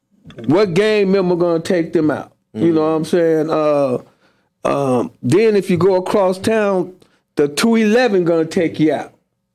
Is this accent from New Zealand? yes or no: no; Las Vegas, Nevada, United States; also born or lived in Henderson, Nevada; I'm from Vegas.